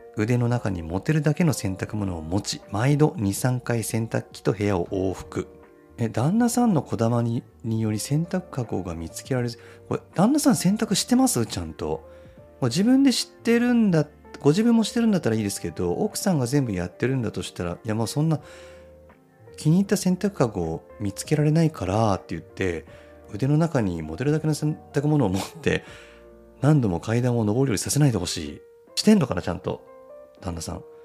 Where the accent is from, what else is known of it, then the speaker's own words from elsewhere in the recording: Nagano, Japan; moved away; 僕地元が長野なんでね、まあ、僕が子供の頃は長野もすごい雪降ってたんですよ